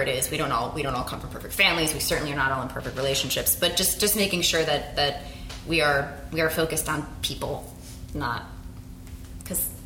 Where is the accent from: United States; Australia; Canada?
United States; Phoenix, Arizona; also born or lived in Singapore; now in Los Angeles, United States; I also maintain a connection to my hometown. I'm from Phoenix.